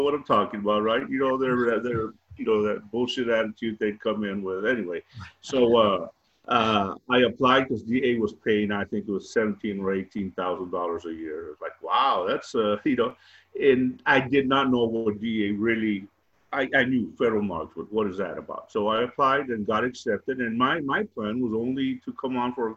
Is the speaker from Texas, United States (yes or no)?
yes; Hebbronville, Texas, United States; also born or lived in Austin, Texas / Laredo, Texas; I grew up in South Texas, Hebronville